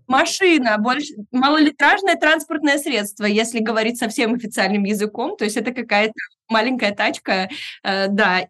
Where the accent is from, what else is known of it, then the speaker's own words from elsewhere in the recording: Irkutsk, Irkutsk Oblast, Russia; Я сама родилась в Иркутске, и многие из этих слов я слышала от бабушки в детстве